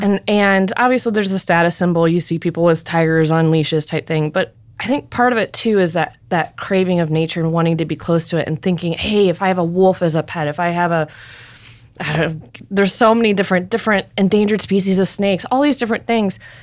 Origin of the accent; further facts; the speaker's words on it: Ballwin, Missouri, United States; I grew up in Baldwin, Missouri